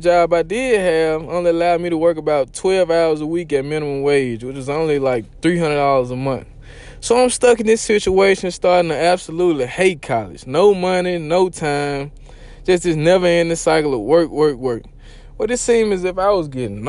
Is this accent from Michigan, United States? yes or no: no; Mississippi, United States; I'm country. You could probably tell. I'm from Mississippi